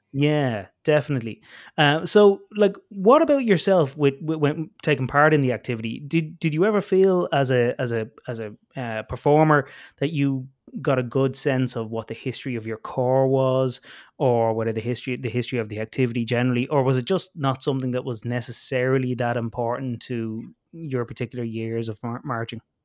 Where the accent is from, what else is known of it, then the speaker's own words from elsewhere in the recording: Ireland; I grew up in Ireland